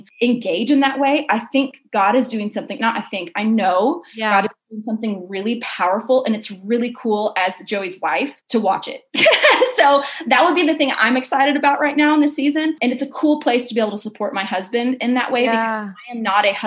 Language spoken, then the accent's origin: English; Kansas City, Missouri, United States; moved away as an adult; now in Texas, United States; I'm from Kansas City.